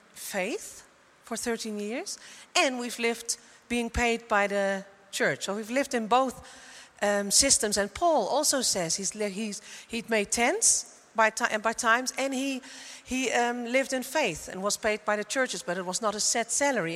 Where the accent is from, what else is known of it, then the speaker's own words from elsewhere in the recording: Netherlands; moved away as an adult; also born or lived in Coevorden, Netherlands; now in Germany; I came from Holland, and you might think I lived in Coevorden, and we are now in Germany